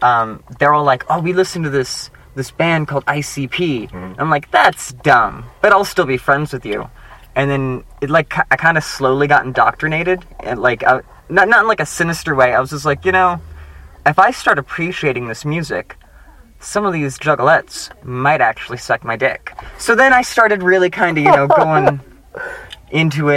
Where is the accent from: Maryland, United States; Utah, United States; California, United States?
California, United States; Modesto; growing up in Modesto